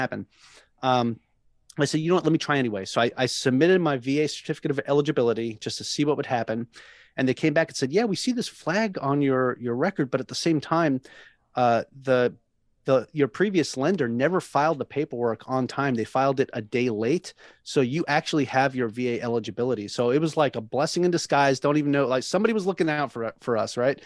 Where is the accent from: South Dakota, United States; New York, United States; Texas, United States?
New York, United States; Long Island; moved away as an adult; now in Hawaii, United States; I'm originally from Long Island, New York, right? And, uh, you know, so moving from one island to another out here in Hawaii